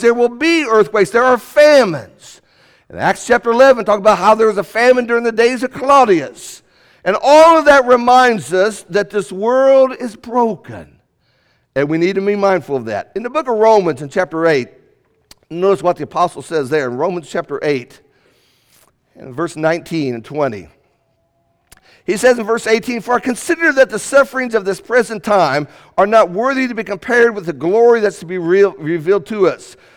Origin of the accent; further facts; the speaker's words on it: United States; also born or lived in Indiana / Kentucky; Before we are Americans, before we are Hoosiers, We're from the Commonwealth